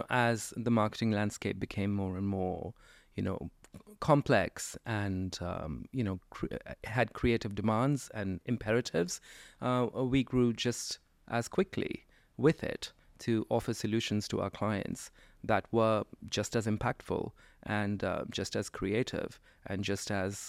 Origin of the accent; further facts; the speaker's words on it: India; there was no Coca-Cola when I was growing up in India, but we had our own soft drink called Thumbs Up or Campa Cola